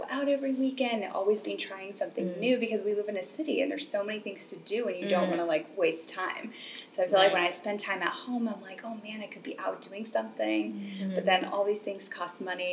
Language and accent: English; California, United States; moved away as an adult; also born or lived in Alaska; now in New York City, United States; spent most of my life in California.